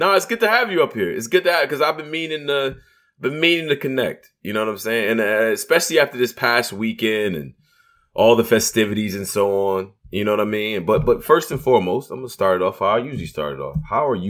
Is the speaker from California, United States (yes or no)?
no; Rochester, New York, United States; as an upstate New York dude, shout out to Rochester, New York.